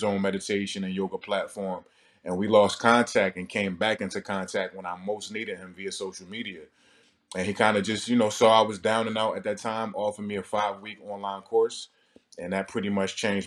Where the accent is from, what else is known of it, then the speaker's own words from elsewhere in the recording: Newark, New Jersey, United States; I'm from Newark, New Jersey